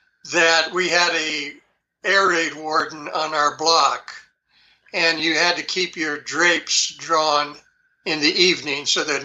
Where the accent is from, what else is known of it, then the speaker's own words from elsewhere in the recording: New York City, New York, United States; born there; This would be way back when I was born in New York City, and I was probably maybe, I'm thinking, 5 or 6 years old